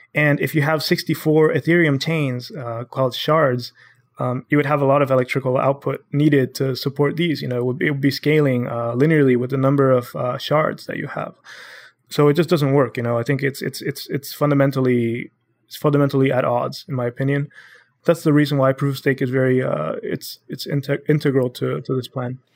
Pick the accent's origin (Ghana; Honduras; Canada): Honduras; moved away as an adult; now in United States; I'm born and raised in Honduras, uh, my whole family is there